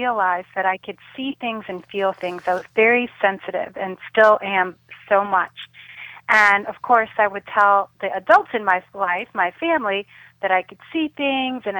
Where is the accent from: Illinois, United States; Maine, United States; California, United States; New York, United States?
Illinois, United States; Chicago; a Center for Spiritual Living in Chicago, my hometown